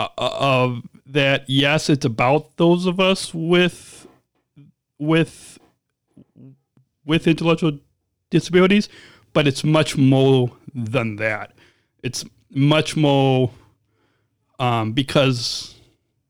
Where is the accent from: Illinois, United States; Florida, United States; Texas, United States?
Illinois, United States; I became an athlete leader in my home state of Special Olympics, Illinois